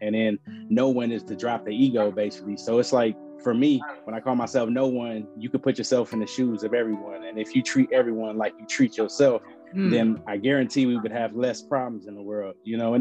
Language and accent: English; Los Angeles, California, United States; I'm from South Central L.A.